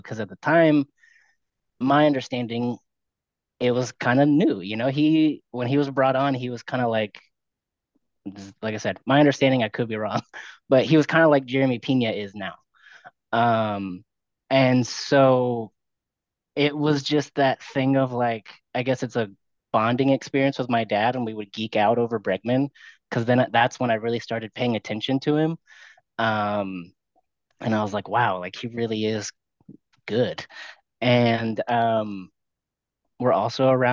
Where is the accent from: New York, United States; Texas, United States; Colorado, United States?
Texas, United States; Houston; I was born and raised in the Houston area